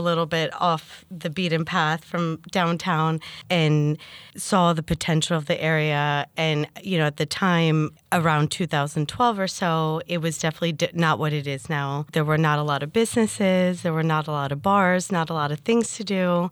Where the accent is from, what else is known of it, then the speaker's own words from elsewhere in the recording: Basking Ridge, New Jersey, United States; also born or lived in Hoboken, New Jersey / Bergen-Lafayette, Jersey City; now in Jersey City, United States; I grew up in New Jersey in Basking Ridge.